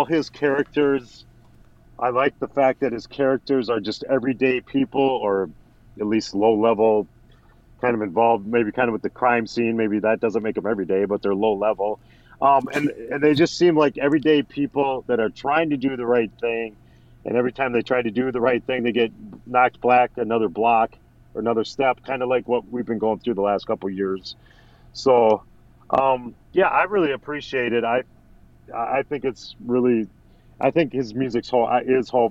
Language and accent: English; Saint Paul, Minnesota, United States; St. Paul, my hometown